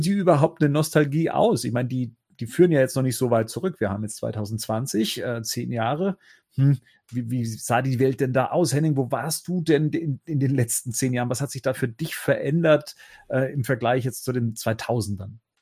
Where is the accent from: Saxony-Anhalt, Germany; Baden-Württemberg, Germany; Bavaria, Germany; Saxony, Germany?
Bavaria, Germany; Munich; moved away as an adult; als eigentlich äh, verwurzelter äh, Münchner dann raus aufs Land gezogen